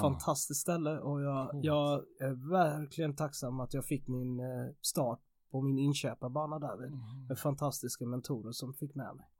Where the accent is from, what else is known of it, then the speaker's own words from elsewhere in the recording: Jönköping, Jönköping County, Sweden; moved away as an adult; also born or lived in England / Piteå; Jag är ju från Jönköpingsbro från början